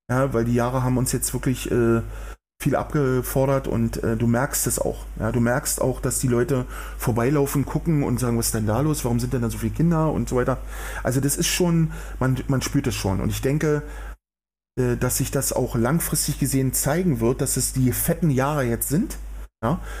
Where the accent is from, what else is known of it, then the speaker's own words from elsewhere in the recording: Berlin, Germany; man spürt richtig, wie die Menschen nach Bewegung sabbern, wenn ich das mal so als Berliner sagen darf ja, also es ist wirklich so.